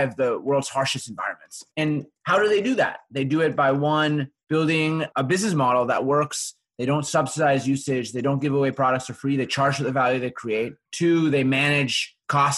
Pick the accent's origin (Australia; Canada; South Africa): Canada; Winnipeg, Manitoba; I'm from Winnipeg in the middle of Canada